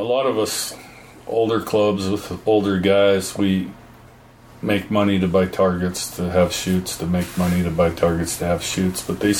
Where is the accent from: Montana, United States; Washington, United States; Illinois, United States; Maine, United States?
Montana, United States; Bear Paw Mountains, north central; we're from the Bear Paw. Bill grew up, and I have a small ranch in the Bear Paw Mountains in north central Montana.